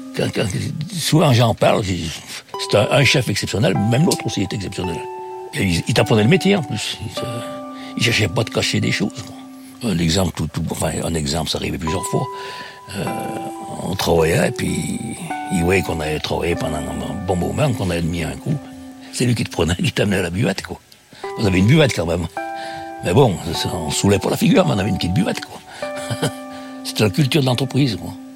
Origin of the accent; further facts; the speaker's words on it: Saint-Genest-Lerpt, Auvergne-Rhône-Alpes, France; je suis originaire de Saint-Genélaire dans la Loire.